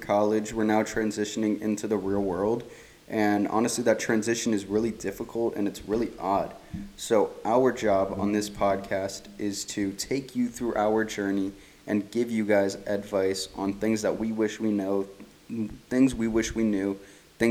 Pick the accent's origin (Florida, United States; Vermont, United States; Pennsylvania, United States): Pennsylvania, United States; moved away as an adult; also born or lived in California; now in Texas, United States; I was born in California, grew up in Pennsylvania. I now live in Texas